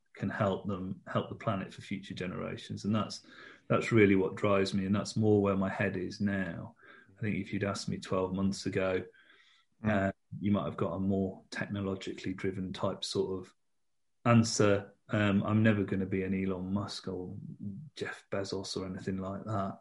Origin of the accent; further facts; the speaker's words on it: United Kingdom; we're British